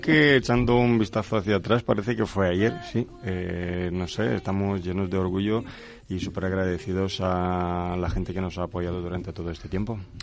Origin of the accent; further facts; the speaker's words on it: Craiova, Dolj, Romania; Spanish is a second language; moved away as an adult; also born or lived in Tordesillas, Spain; now in Spain; Yo soy de Rumanía. Soy de una maravillosa ciudad que se llama Craiova. Nací ahí hace 44 años y desde hace 19 años pues eh, vivo aquí en España.